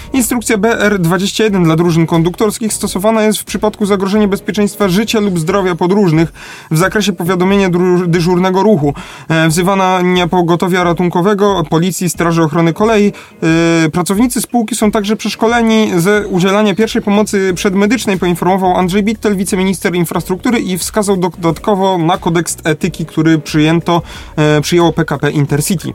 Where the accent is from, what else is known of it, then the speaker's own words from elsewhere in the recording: Lesser Poland, Poland; u nas w Małopolsce